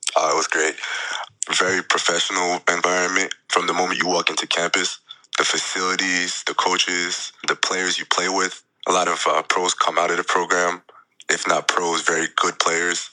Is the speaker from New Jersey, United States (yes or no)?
yes; Jackson, New Jersey, United States; it was back in Jackson. It was my hometown